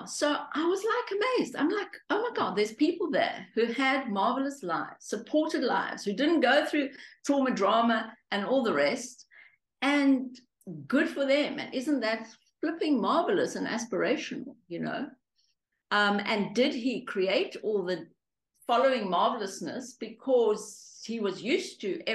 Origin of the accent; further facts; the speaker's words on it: Johannesburg, Gauteng, South Africa; also born or lived in Romania; I grew up in Hillbrow, which at the time was where all the immigrants were